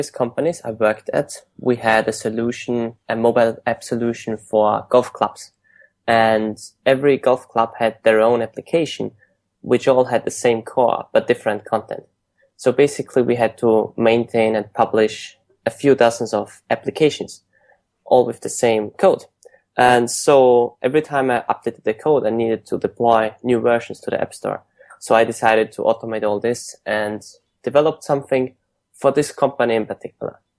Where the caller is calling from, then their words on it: San Francisco, California, United States; I'm calling today from San Francisco.